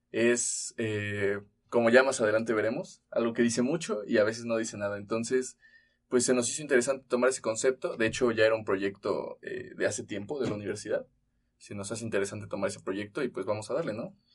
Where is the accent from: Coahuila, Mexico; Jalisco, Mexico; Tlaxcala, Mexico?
Tlaxcala, Mexico; now in Querétaro, Mexico; soy de Tlaxcala.